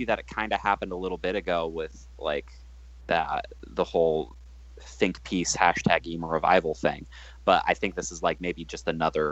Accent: Michigan, United States; moved away; I'm from Michigan. I still have a ton of friends in Michigan.

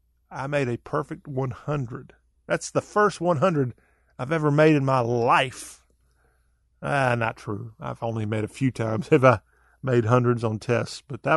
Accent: the South, United States; But I am from the South. I am born and bred Southern.

